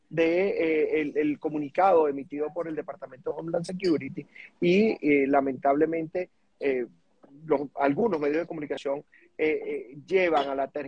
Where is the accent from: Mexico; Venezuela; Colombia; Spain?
Venezuela; now in United States; soy un venezolano eh, que ejerzo el derecho aquí